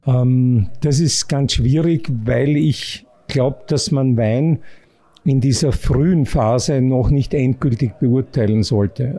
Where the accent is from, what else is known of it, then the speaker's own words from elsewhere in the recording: Austria; bei uns in Österreich